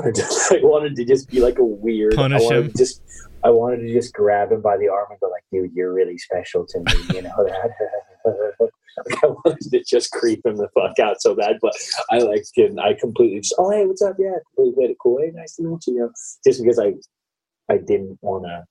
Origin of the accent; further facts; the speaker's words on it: Sacramento, California, United States; also born or lived in Federal Way, Washington; I've grown up in the Sacramento area